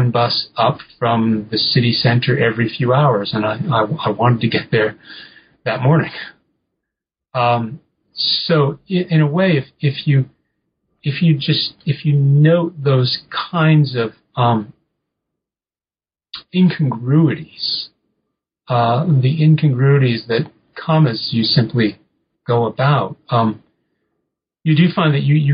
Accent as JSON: {"language": "English", "region": "New England", "country": "United States", "tie": "born or raised there", "said": "I grew up in New England and didn't go anywhere."}